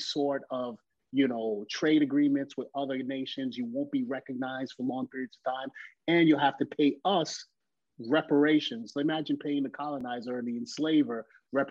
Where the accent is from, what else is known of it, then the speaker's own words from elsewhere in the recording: New York City, New York, United States; as a Haitian kid growing up in New York City